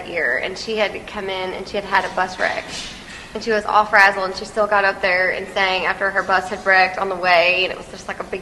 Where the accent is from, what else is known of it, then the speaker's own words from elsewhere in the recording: Texas, United States; we're from Texas too